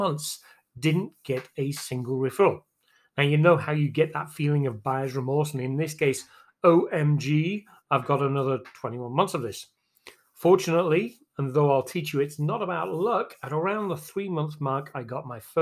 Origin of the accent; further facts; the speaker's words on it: England, United Kingdom; moved away as an adult; now in Texas, United States; I'm originally from England. I moved to Texas in December 2000